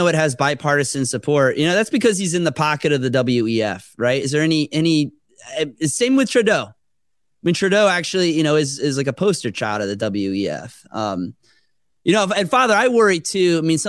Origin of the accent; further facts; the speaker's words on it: Jupiter, Florida, United States; We used to take a boat ride to the Bahamas when I grew up in Jupiter.